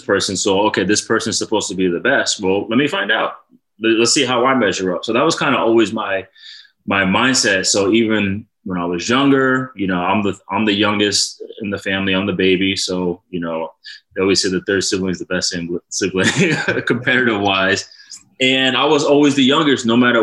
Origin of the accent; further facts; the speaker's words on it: Rhode Island, United States; I'm from Rhode Island